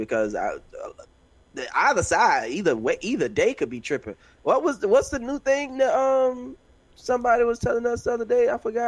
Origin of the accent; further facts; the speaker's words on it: New York, United States; I'm from New York. You don't know Yank.